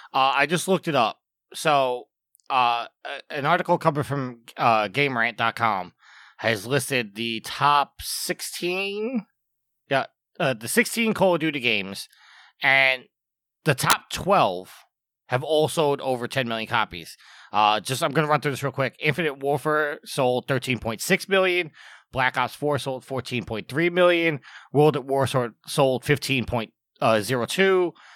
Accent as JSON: {"language": "English", "region": "New York", "country": "United States", "said": "as a New Yorker, um, I was not in the city when it happened, but I got very homesick and came back to New York"}